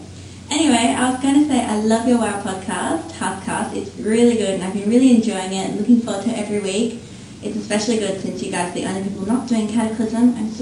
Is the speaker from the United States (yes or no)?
no; Australia; I'm from Australia, as you can probably guess